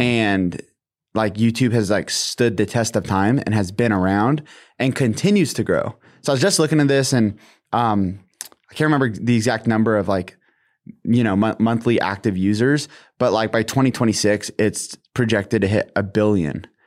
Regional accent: Washington, United States; I'm from Washington State

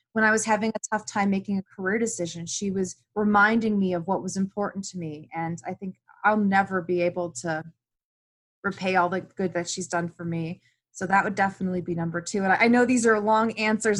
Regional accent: Cleveland, Ohio, United States; moved away as an adult; I grew up in Cleveland and I never had left Cleveland.

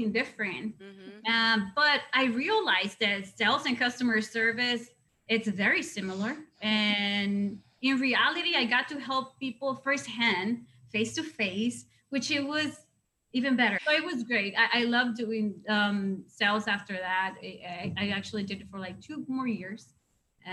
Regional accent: Mazatlán, Sinaloa, Mexico; English is a second language; moved away; my hometown is the best

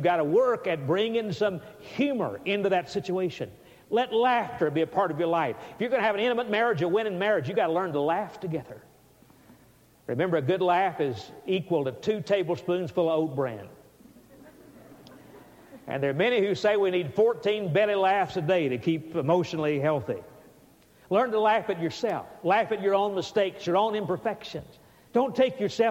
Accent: Alabama, United States; I was from Alabama

